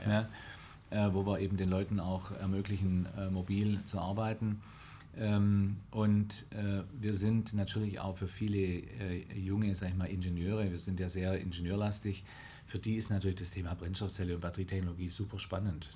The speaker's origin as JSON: {"language": "German", "town": "Oberndorf am Neckar", "region": "Baden-Württemberg", "country": "Germany", "said": "mein Vater war da Chefredakteur ah. in Oberndorf am Neckar, wo ich herkomme"}